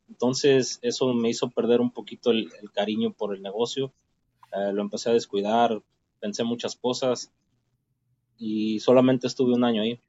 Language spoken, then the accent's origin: Spanish; Ciudad Guzmán, Jalisco, Mexico; moved away as an adult; also born or lived in Utah; now in Los Angeles, United States; Puedo decir que soy mexicano del estado de Jalisco